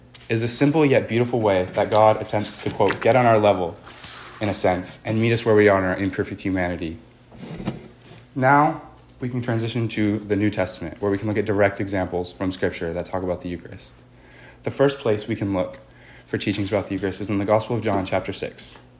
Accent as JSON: {"language": "English", "region": "California", "country": "United States", "tie": "born or raised there", "said": "I grew up here on the Central Coast, and as many of you know, my parents met at the Newman Center over 30 years ago."}